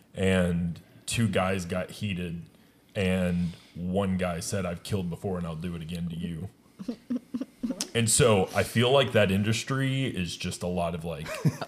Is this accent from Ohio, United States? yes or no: yes; Ohio, United States; I'm from Ohio. Fuck Ohio.